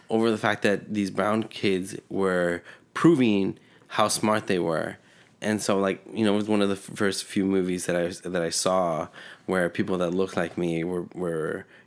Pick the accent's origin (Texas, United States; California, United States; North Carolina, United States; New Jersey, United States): California, United States; born or raised there; first language Spanish; English is a second language; also born or lived in Mexico City, Mexico